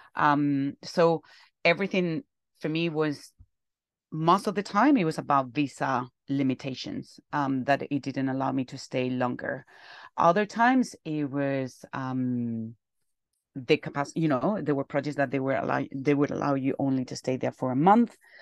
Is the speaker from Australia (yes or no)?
no; Alcalá de Henares, Community of Madrid, Spain; moved away; I'm from Alcalá de Henares